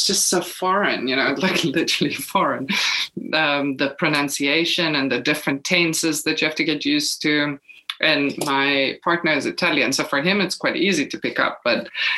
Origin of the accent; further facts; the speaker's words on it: South Africa; moved away as an adult; now in Portugal; as a South African